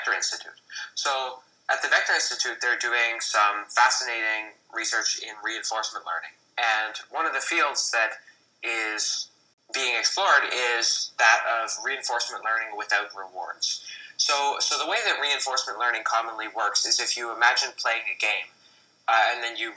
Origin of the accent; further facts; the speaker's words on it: Canada; I'm Canadian